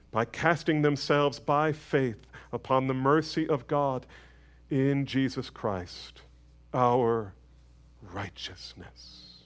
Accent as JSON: {"language": "English", "country": "United States", "said": "I think as we as American evangelicals, we as American Protestants"}